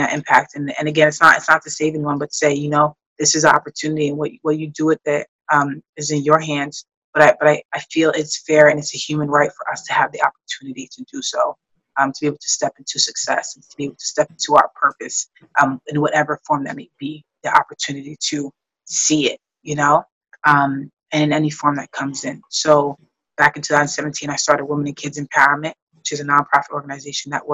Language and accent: English; New York City, New York, United States; Growing up in New York